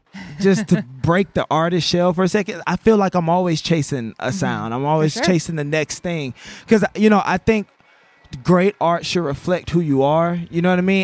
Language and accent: English; Baton Rouge, Louisiana, United States; I'm from Baton Rouge as well.